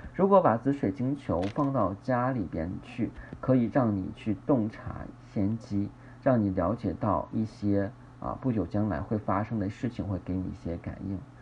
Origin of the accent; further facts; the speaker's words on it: China; 我们中国人